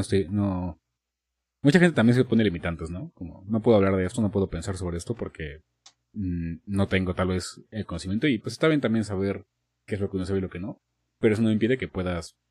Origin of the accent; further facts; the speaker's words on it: Mexico; aquí en México